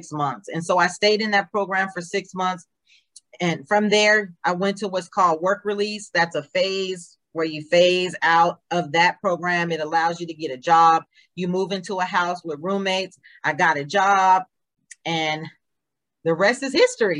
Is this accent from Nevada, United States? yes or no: yes; Nevada, United States; moved away; I was born in Nevada